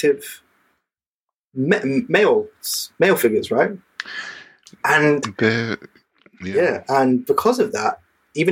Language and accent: English; London, United Kingdom; growing up in London in the 90s